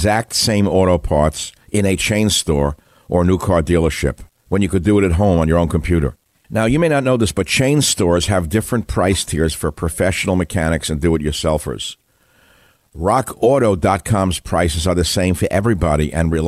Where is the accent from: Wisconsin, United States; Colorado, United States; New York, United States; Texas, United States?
New York, United States; New York City; I'm a New Yorker. That's how I was raised. I come from Queens, New York